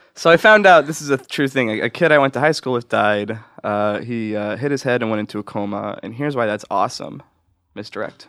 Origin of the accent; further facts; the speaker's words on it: Oklahoma, United States; I grew up in Oklahoma